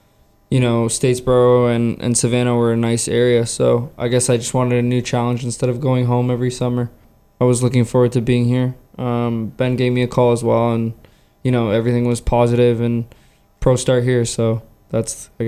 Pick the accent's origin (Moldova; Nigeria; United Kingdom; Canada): Canada; moved away as an adult; also born or lived in West Virginia; originally I'm from Canada, so I go to school in West Virginia